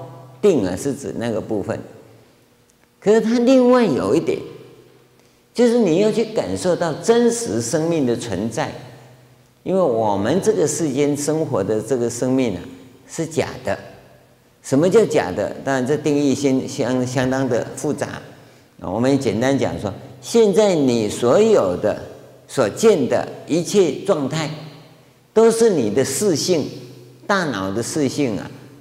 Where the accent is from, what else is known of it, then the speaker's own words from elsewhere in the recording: China; 我们中国人看乌鸦不吉祥，对不对？我是听说啊，日本人说乌鸦是吉祥的，啊，我中国人喜欢那个什么喜鹊